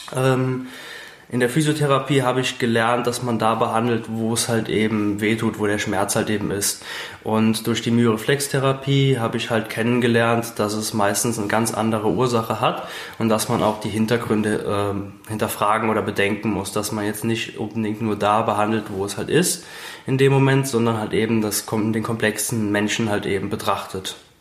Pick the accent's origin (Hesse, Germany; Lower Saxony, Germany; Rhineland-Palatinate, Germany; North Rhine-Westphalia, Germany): Rhineland-Palatinate, Germany; Briedel; Ich komme aus Bredel, das ist direkt bei Zell an der Mosel